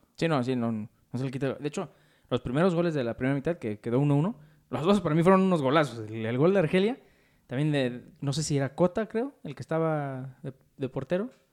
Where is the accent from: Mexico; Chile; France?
Mexico; unos cuantos mexicanos